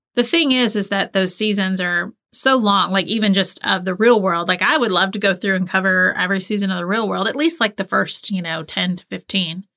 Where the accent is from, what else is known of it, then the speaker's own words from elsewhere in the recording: the South, United States; I grew up in the South